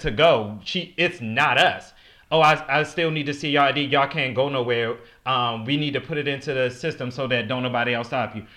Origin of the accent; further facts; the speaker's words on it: Baltimore, Maryland, United States; born and raised in Baltimore City